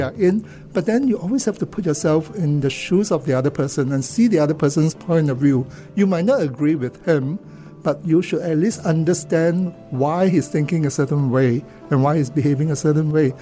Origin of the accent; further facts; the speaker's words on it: Kuala Lumpur, Federal Territory of Kuala Lumpur, Malaysia; now in Singapore; I grew up in Kuala Lumpur, born, and uh, went to school there.